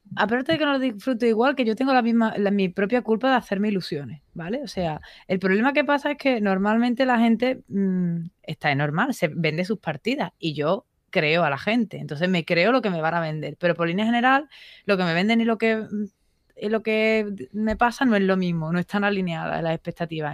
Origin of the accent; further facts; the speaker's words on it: Seville, Andalusia, Spain; soy sevillana